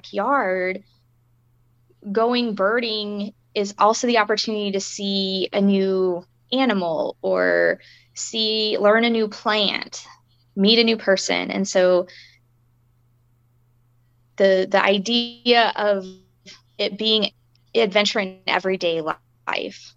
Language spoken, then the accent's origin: English; Wisconsin, United States; moved away; growing up in Wisconsin